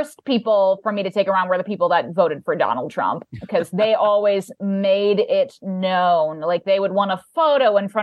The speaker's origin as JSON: {"language": "English", "town": "Indianapolis", "region": "Indiana", "country": "United States", "moved": "yes", "said": "I'm from Indianapolis."}